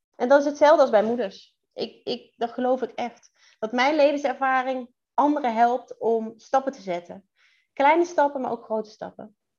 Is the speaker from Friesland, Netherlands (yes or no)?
no; Central Limburg, Netherlands; moved away as an adult; now in Drenthe, Netherlands; ik ben toch echt geboren en getogen in Midden-Limburg